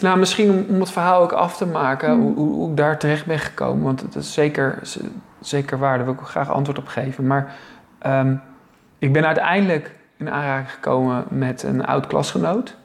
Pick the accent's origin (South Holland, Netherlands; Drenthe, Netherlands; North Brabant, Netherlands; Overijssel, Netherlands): South Holland, Netherlands; Zoeterwoude; now in Leiden, Netherlands; ik kom eigenlijk uit Zoeterwoude, hè? Zoeterwoude dorp